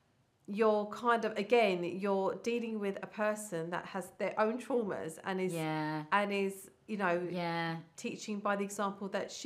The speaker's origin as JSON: {"language": "English", "area": "Middlesex", "region": "London", "country": "United Kingdom", "said": "But unfortunately, I then went through the route of where are you from, and that then I was like, Middlesex."}